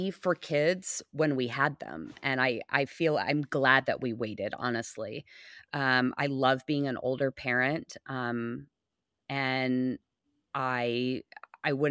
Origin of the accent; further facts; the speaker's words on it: Los Angeles, California, United States; now in Oklahoma, United States; and where I come from in LA, it's like eh, very like old parents are having children.